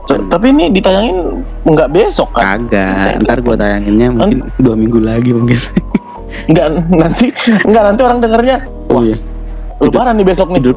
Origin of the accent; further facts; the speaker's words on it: Makassar, South Sulawesi, Indonesia; Nah, jadi ya … gue asal Makassar